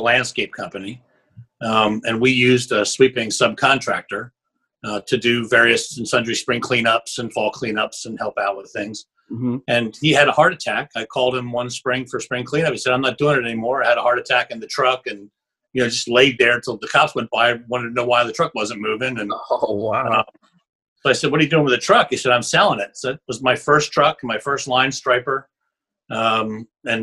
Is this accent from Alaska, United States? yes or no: no; Shippensburg, Pennsylvania, United States; I'm from Shippensburg, Pennsylvania, just south of Harrisburg.